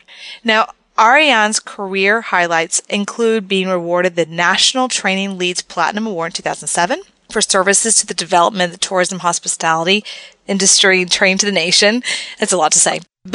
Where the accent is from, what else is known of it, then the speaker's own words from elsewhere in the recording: Texas, United States; I'm from Texas